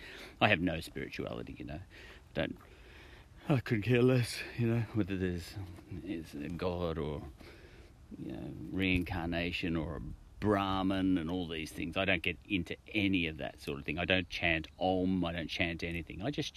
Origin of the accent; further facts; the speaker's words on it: Australia; But I chose the image because I'm an Australian, and that's an Australian bird, parrot or cockatoo.